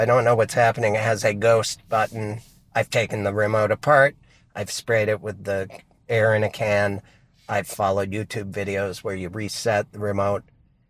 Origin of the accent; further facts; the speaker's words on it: Brooklyn, New York, United States; accent: Brooklyn; that's when my Brooklyn accent comes out